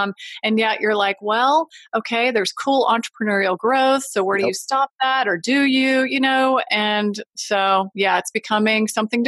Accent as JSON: {"language": "English", "region": "the South", "country": "United States", "tie": "born or raised there", "also_born_or_lived": "California / Colorado", "moved": "yes", "said": "growing up in the South, it's like super humid, right?"}